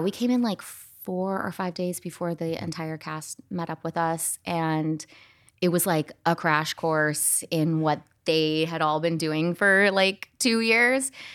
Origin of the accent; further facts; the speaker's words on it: Scottsdale, Arizona, United States; I grew up in Scottsdale, Arizona